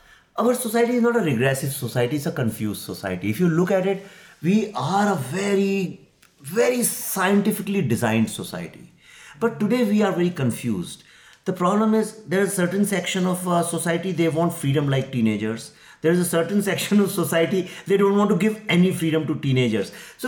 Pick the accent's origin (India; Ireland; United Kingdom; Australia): India; Lucknow, Uttar Pradesh; Not in Delhi and Bombay South, but I'm coming from Lucknow.